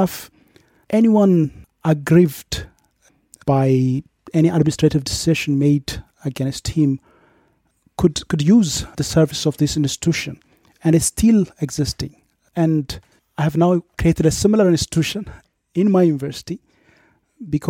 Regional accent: Dilla, South Ethiopia Regional State, Ethiopia; also born or lived in Yirgacheffe / Miami / Austria; I was born in Yirgacheffe and grew up in a nearby town, Dilla, which is the main administrative

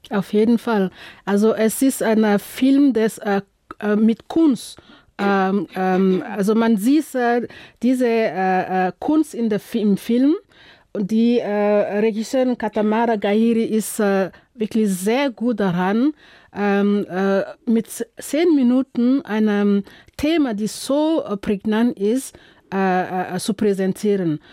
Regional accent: Burkina Faso; moved away; ich komme aus Burkina Faso

